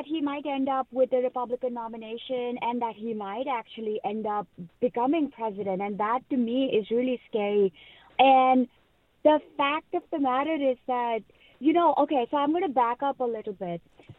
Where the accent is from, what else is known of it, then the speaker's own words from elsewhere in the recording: India; now in United States; as someone who was born and raised in India